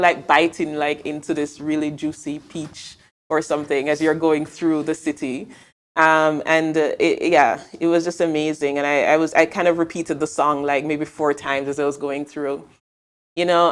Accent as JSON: {"language": "English", "town": "Mandeville", "region": "Manchester", "country": "Jamaica", "also_born_or_lived": "Kingston, Jamaica", "moved": "as an adult", "lives_now": "Amsterdam, Netherlands", "said": "I'm not from Kingston, I'm from Mandeville in Jamaica, but Jamaica, where I'm from."}